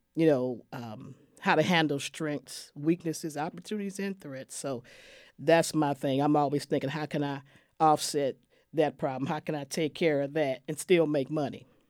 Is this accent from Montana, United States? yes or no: no; San Francisco, California, United States; now in Waco, United States; I'm from San Francisco, California originally. I come from a city of growth and change